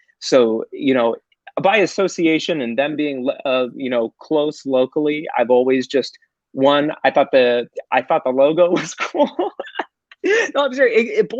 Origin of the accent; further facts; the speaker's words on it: Ohio, United States; My dad is a lifelong Browns fan. Because we're from Ohio.